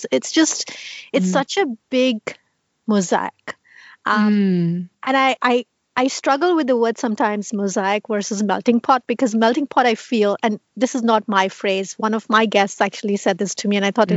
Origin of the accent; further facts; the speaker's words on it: Mumbai, Maharashtra, India; moved away as an adult; now in United States; I have been born and brought up in Bombay.